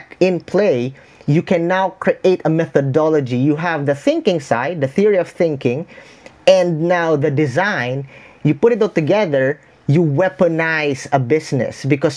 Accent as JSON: {"language": "English", "country": "Philippines", "said": "I'm a Filipino. I'm in the Philippines right now"}